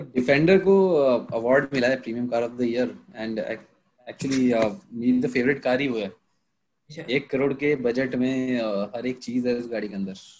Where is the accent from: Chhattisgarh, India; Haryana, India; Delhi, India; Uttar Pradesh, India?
Uttar Pradesh, India; Meerut; मेरा ही शहर हो गया मेरठ मैं मेरठ से हूँ